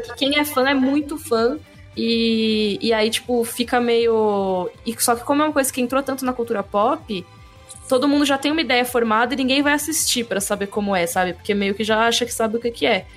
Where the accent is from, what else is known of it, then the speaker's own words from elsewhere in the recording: São Paulo, Brazil; Eu cresci em São Paulo